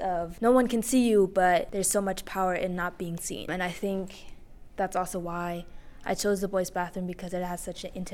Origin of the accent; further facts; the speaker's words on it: Germany; I am from Germany.